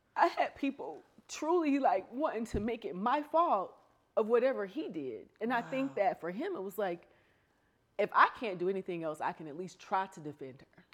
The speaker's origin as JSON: {"language": "English", "region": "the South", "country": "United States", "tie": "born or raised there", "said": "I grew up in the South"}